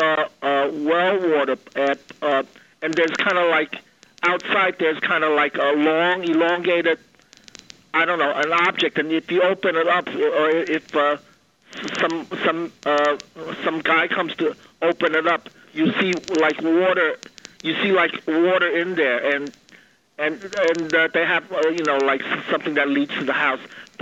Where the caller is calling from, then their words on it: New Jersey, United States; I'm 14 miles from the Pennsylvania border in northern New Jersey.